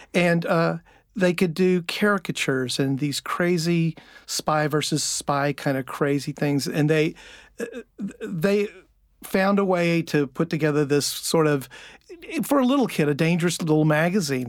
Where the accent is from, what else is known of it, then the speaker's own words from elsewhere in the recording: Richmond, Virginia, United States; I grew up in Richmond, Virginia.